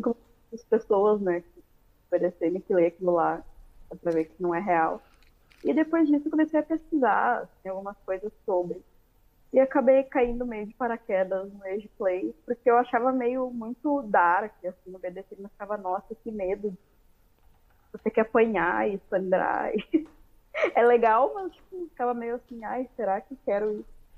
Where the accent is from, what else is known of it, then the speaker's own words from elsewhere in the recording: Porto Alegre, Rio Grande do Sul, Brazil; Sou de Porto Alegre, Rio Grande do Sul